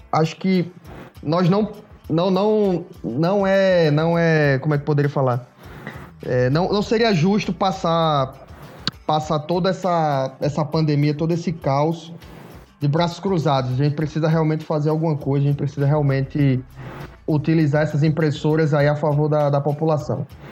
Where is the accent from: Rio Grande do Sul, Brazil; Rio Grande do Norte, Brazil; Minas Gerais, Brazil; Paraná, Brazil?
Rio Grande do Norte, Brazil; Natal; also born or lived in Pernambuco; Me formei em Natal, Rio Grande do Norte. Foi onde eu me criei maior parte do tempo aí, maior parte da minha vida foi lá.